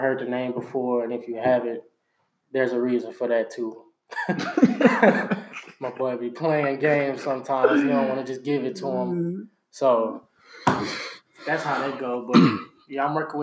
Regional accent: Georgia, United States; now in Houston, United States; even before I moved to Houston, Texas. You know, I'm from Georgia

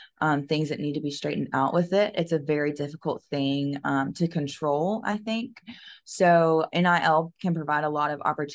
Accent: Macon, Georgia, United States; moved away as an adult; now in South Carolina, United States; I grew up in Macon, Georgia

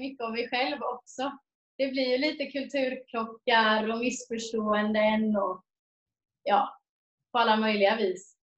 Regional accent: Jönköping, Jönköping County, Sweden; moved away as an adult; now in Mariestad, Sweden; jag kommer från Jönköping, har bott där i 18 år, men bor i Mariestad sedan fyra år tillbaks.

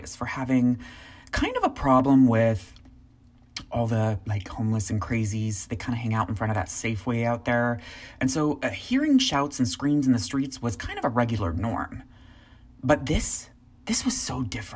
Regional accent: United States; I was from the United States

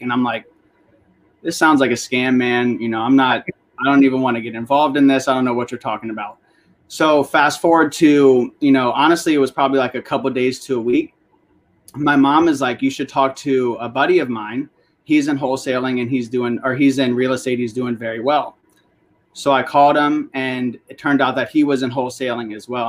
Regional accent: Northern Virginia, United States; I grew up here in Northern Virginia

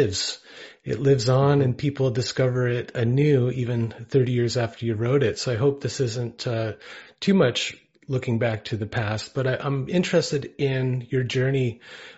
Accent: Ontario, Canada; I'm originally from Ontario

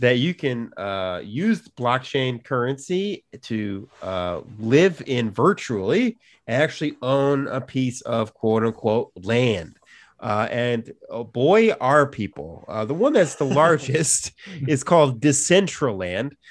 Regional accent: Chicago, Illinois, United States; growing up in Chicago, you know, in the Chicago area

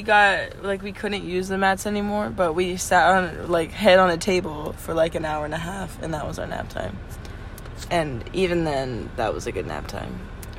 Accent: United States; also born or lived in Peru; I'm American.

